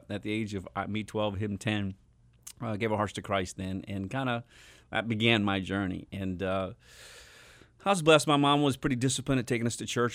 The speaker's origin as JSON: {"language": "English", "area": "Long Island", "region": "New York", "country": "United States", "tie": "born or raised there", "also_born_or_lived": "Chandler, Arizona", "moved": "yes", "lives_now": "Phoenix, United States", "said": "I grew up o, on Long Island, New York, and, uh, graduated from high school there"}